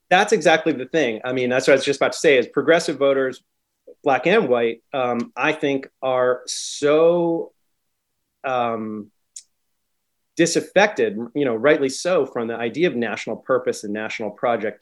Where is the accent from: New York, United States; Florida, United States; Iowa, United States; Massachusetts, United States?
Massachusetts, United States; Concord; also born or lived in Philadelphia area; now in Philadelphia, United States; I grew up outside Boston, Concord, Mass.